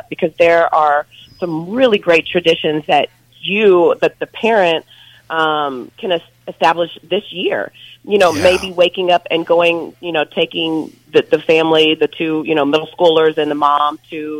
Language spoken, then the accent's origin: English; Kentucky, United States; now in Texas, United States; I grew up in Kentucky